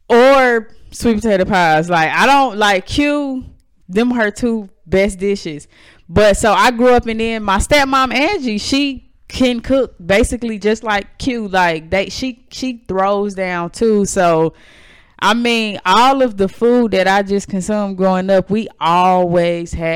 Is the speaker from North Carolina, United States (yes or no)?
yes; North Carolina, United States; also born or lived in Chicago; I moved away from Chicago when I was six, and I moved to North Carolina, the South.